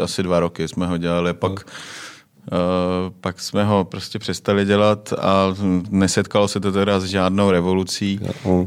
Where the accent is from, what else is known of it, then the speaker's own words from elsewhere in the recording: Czechia; my, jako Češi